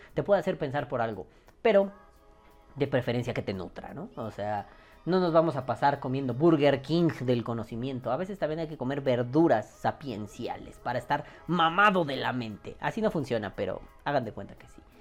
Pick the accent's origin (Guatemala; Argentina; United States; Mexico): Mexico; somos mexicanos